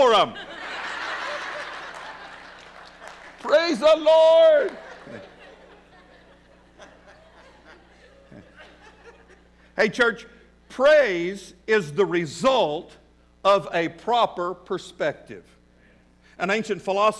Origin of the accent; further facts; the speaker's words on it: West Texas, United States; now in Fort Smith, United States; I was raised in West Texas